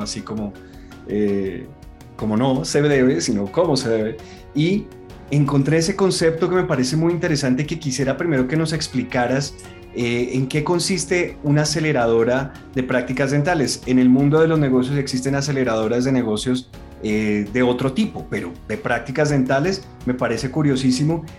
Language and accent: Spanish; Colombia; Yo, yo, yo soy muy colombiano